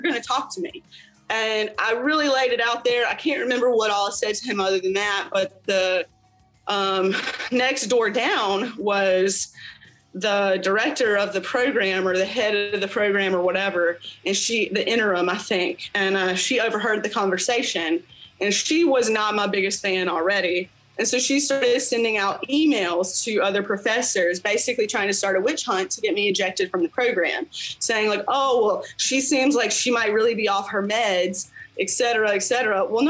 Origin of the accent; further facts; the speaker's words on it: North Carolina, United States; I'd gone to another city in North Carolina, Greensboro, which is like 3 or 4 hours away from my hometown